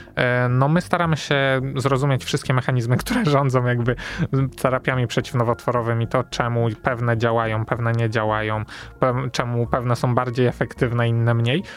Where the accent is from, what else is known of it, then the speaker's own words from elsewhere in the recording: Wrocław, Lower Silesian Voivodeship, Poland; jestem wrocławianinem rodowitym